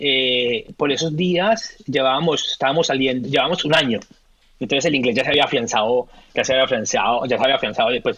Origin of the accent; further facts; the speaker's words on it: Colombia; first language Spanish; moved away as an adult; now in Australia; Colombiano, supremamente orgulloso de mi país, orgullosamente colombiano hasta, hasta que me muera, español, mi primera lengua hasta que me muera, pero hace 13 años vivo en este país, hace 13 años llamo a Australia mi, mi, casa